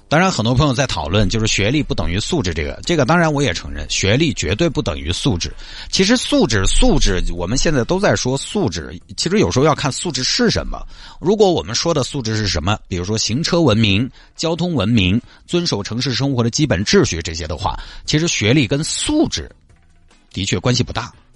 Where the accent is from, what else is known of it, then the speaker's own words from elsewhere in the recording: China; 我们中国人可能是前所未有的努力，但是也前所未有的压力